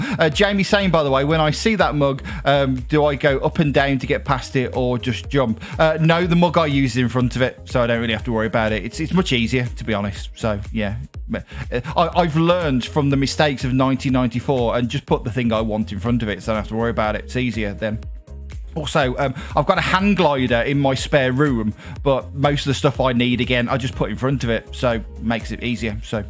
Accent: United Kingdom; I'm British, Caribbean vibes here on the show

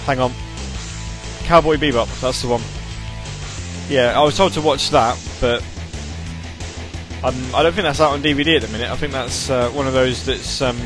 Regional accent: United Kingdom; being British

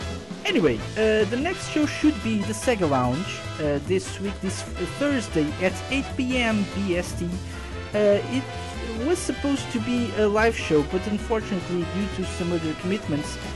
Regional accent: Portugal; I'm from Portugal

